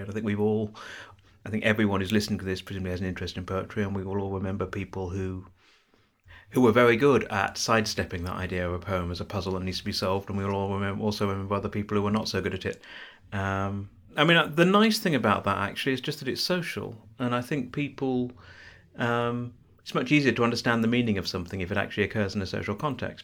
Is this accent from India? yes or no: no; South East England, United Kingdom; now in Bristol, United Kingdom; I'm from the southeast of England. I'm not from London.